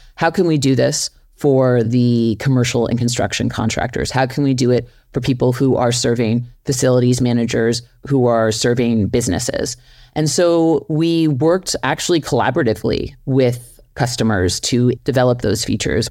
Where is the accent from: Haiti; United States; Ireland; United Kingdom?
United States; New York City, New York; grew up in New York City. I'm from Flushing, Queens